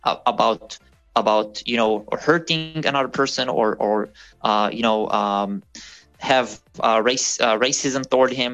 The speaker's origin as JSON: {"language": "English", "country": "Israel", "tie": "born or raised there", "moved": "as an adult", "lives_now": "Germany", "said": "I'm from Israel originally"}